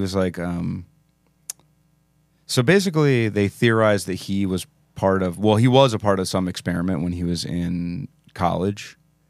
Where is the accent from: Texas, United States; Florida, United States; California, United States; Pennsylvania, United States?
Pennsylvania, United States; Philadelphia; We're from Philadelphia.